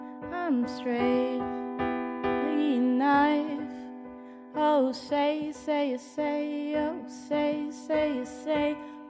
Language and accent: English; India; because I'm Indian and I'm like super hairy.